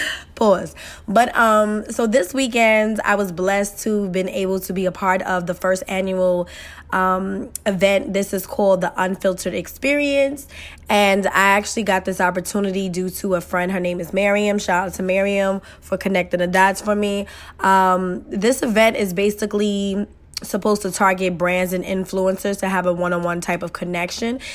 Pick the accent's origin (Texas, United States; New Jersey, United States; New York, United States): New York, United States; New York City; I'm that girl from Queens, New York, who parents struggle to y-, y-, make ends meet and make sure I had what I had.